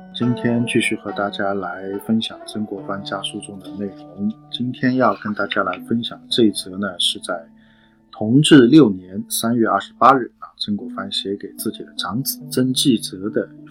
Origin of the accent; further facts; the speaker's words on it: China; 可能我们中国人只能去感受